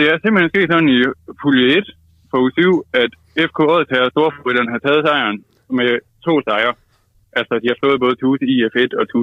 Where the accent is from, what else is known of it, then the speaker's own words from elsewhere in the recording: Vejle, Southern Denmark, Denmark; det spillede vi ikke der, hvor jeg kommer fra.